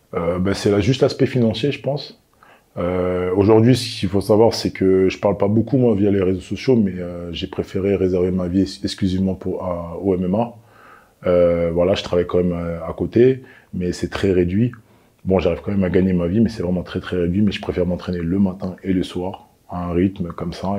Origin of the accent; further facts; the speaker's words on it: Clichy, Île-de-France, France; je viens de Clichy, euh, en 92. Voilà, j'ai grandi à Clichy, je suis né à Clichy